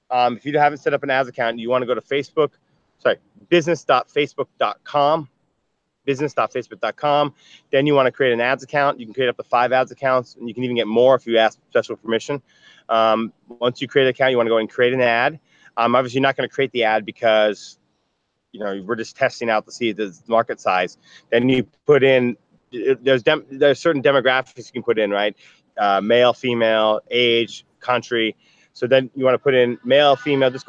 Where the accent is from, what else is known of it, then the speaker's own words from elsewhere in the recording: New York, United States; you know I'm from New York. I grew. I, I, live in New York.